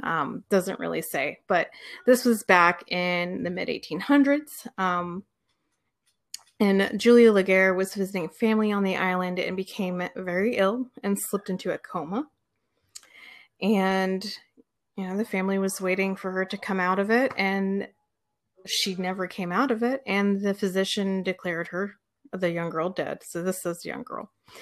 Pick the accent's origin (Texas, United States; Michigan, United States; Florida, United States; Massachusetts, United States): Florida, United States; So I grew up in Florida, yes.